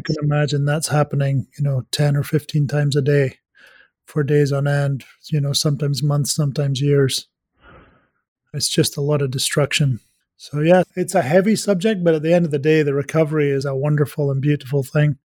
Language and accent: English; Scotland, United Kingdom; moved away; I am Scottish